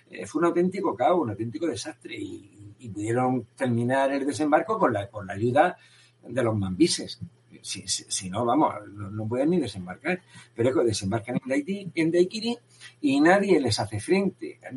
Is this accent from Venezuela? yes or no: no; Spain; pero bueno, como español me voy a sentir mejor.